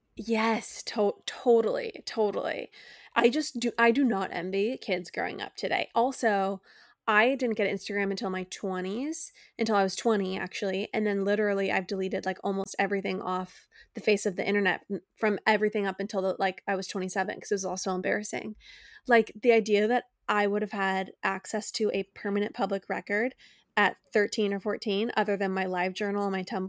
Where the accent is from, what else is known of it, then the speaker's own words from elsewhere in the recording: United States; as American citizens